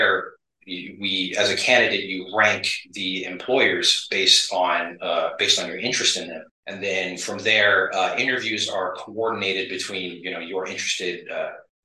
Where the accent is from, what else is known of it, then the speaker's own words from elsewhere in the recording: Eugene, Oregon, United States; moved away as an adult; also born or lived in Virginia Beach, Virginia; I'm originally from Eugene, Oregon, prior to joining the Navy, which I spent 9 years in.